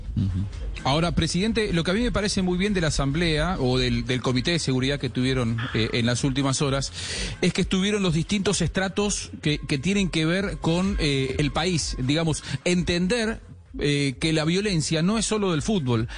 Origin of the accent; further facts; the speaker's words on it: Argentina; yo soy argentino